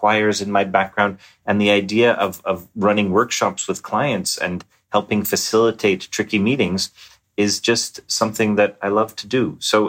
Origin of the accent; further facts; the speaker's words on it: Montreal, Quebec, Canada; Well, I grew up in Montreal.